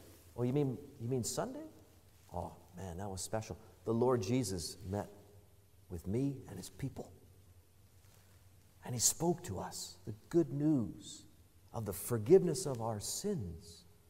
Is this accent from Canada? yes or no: yes; Canada; How very, very Canadian of us.